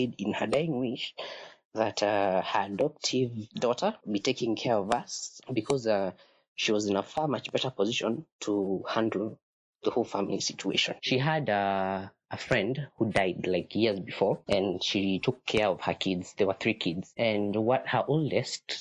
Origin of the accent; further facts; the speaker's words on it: Nairobi, Kenya; I am from Nairobi.